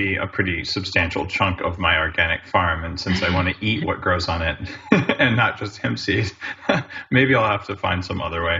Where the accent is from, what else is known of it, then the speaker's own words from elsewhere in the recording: United States; now in Canada; I live in Canada, but I'm American